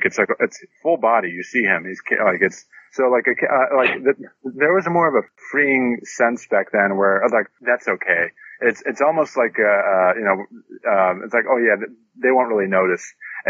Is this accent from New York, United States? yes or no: yes; New York, United States; As a New Yorker, I must, but you know.